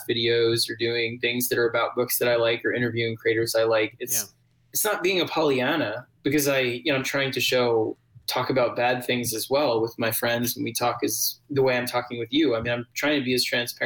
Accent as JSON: {"language": "English", "town": "New York City", "region": "New York", "country": "United States", "tie": "born or raised there", "said": "I grew up in New York City"}